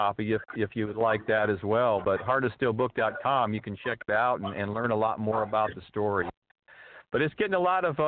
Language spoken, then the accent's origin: English; Tempe, Arizona, United States; moved away as an adult; now in Los Angeles, United States; I grew up in Tempe. I went to school there. I'm currently living in L.A.